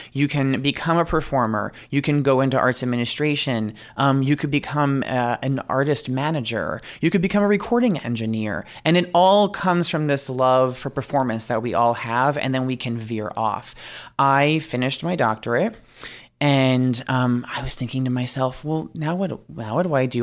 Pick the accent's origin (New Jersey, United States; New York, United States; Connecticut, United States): New York, United States; I am originally from New York